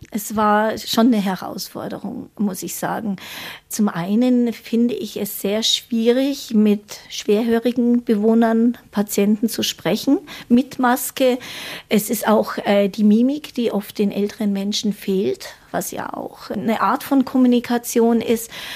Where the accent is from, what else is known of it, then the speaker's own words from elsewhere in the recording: Munich, Bavaria, Germany; moved away; also born or lived in Baden-Württemberg; Ich bin ja geborene Münchnerin